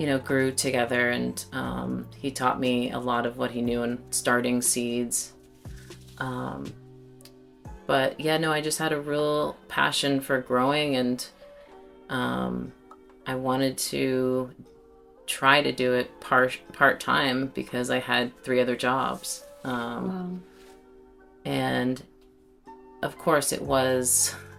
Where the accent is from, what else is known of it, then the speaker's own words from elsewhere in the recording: Salem, Massachusetts, United States; I grew up here in Salem